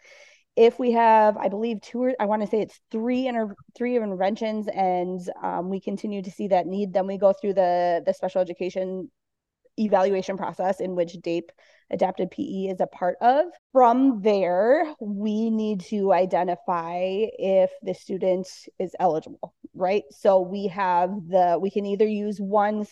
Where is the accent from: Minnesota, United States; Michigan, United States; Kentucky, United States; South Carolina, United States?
Minnesota, United States; Minneapolis; I am from the Twin Cities in Minnesota.